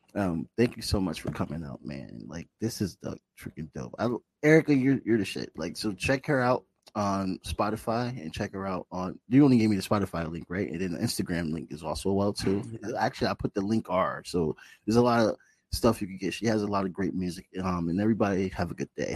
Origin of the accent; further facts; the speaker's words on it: Bridgeport, Connecticut, United States; I grew up in Bridgeport on the east side with roaches and all that shit, government cheese, all that shit.